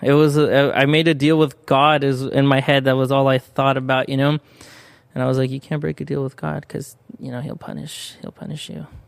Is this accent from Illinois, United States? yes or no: no; San Bernardino, California, United States; first language Spanish; English is a second language; also born or lived in Corona, California / Mexico (parents); where I grew up was actually in San Bernardino